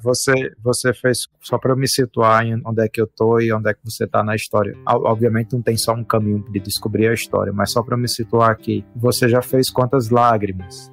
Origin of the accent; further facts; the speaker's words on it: Brazil; nós somos brasileiros, a gente sabe a condição do nosso país